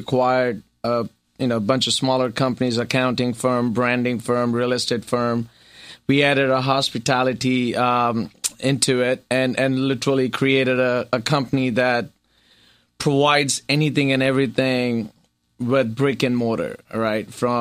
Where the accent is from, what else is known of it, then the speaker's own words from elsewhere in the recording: Mumbai, Maharashtra, India; moved away; Bombay, India. So I did my schooling in Bombay.